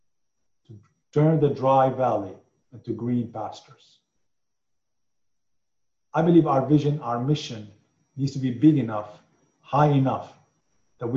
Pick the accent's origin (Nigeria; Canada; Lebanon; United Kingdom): Lebanon; moved away; I come from Lebanon